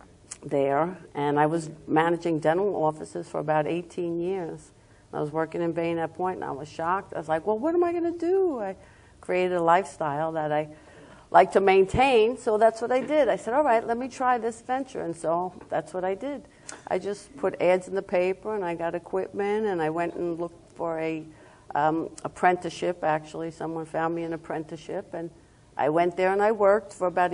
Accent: Long Island, New York, United States; accent: New York; moved away as an adult; now in Florida, United States; as everybody knows by my accent, I'm from Long Island, New York

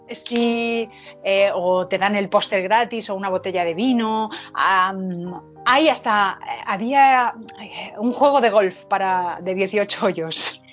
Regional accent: Madrid, Community of Madrid, Spain; Yo soy madrileña, hija y nieta de madrileños y estoy completamente enamorada de mi ciudad.

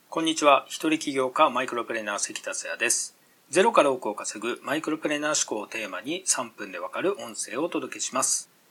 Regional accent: Miyazaki, Japan; 以前僕は6年ほど地元宮崎の河川敷ランニングを毎日続けてました

